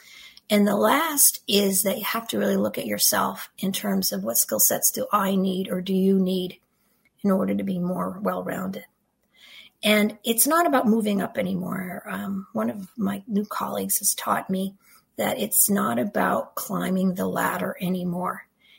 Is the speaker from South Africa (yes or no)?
no; Canada; first language French; English is a second language; First of all, English is not my first language. I'm French Canadian, so I spoke French for my first 5 years.